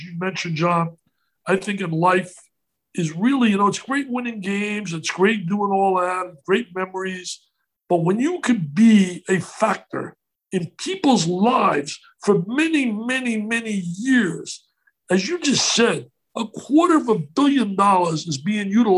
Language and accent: English; Elmwood Park, New Jersey, United States; moved away; also born or lived in Passaic, New Jersey; where I grew up in Elmwood Park